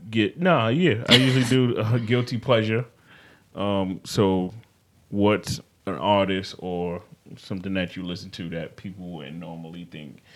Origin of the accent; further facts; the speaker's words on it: New York, United States; I'm a New Yorker, native